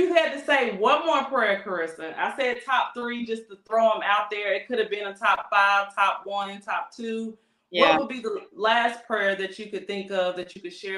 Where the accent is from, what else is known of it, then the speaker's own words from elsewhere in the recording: North Carolina, United States; moved away as an adult; now in Texas, United States; I moved from my hometown is North Carolina. So I came from North Carolina to Texas